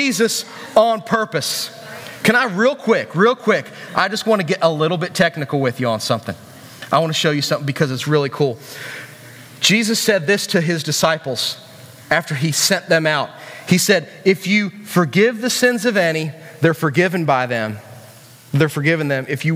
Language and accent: English; West Virginia, United States; we're from West Virginia